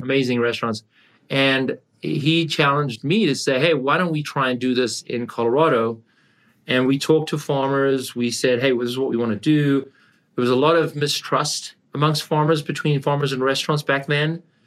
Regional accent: South Africa; moved away as an adult; also born or lived in Canada / California; I grew up in South Africa, and I came to Canada

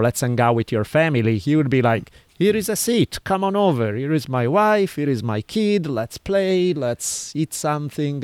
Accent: Italy; moved away; I grew up in Italy

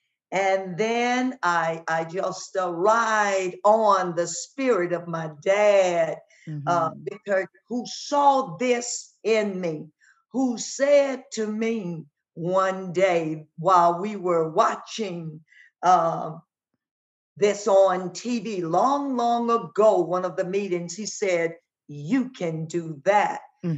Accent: Ethel, Louisiana, United States; In Ethel, Louisiana, and even when my dad worked on the Illinois Central Railroad

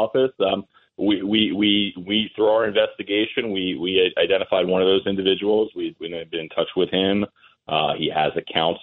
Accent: Massapequa, New York, United States; I grew up in Massapequa

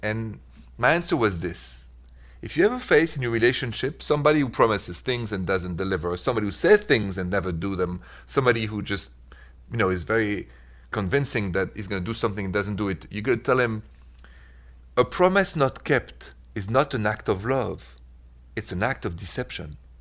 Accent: Paris, Île-de-France, France; accent: French; English is a second language; also born or lived in Midwest, United States; now in United States; from my accent, I'm French, straight from Paris, even though I'm an American now, I'm proud of it. But the accent is French

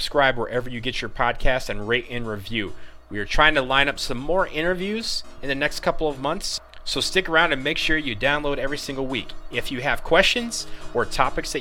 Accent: Detroit, Michigan, United States; my hometown of Detroit

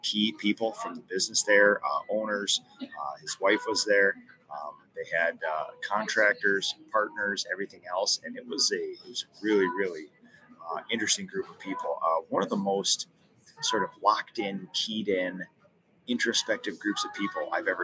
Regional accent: Minnesota, United States; I'm from Minnesota

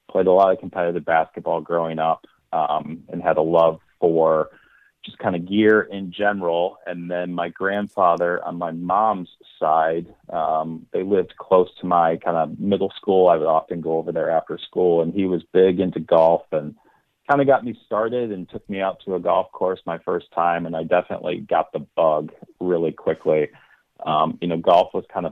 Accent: Michigan, United States; moved away as an adult; also born or lived in Midwest; now in St. Louis, United States; Born and raised in Michigan, had a couple different assignments around the Midwest

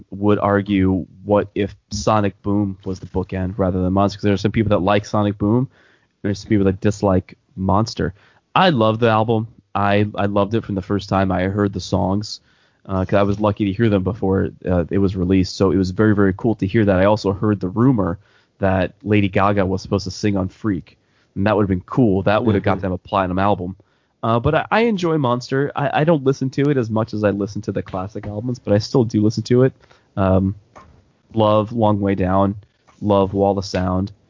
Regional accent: United States; moved away; in New York and New Jersey

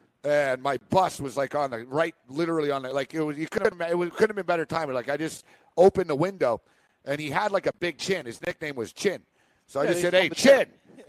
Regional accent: Montreal, Quebec, Canada; Except, like I said, I'm from Montreal. I kind of know him. I know the same people.

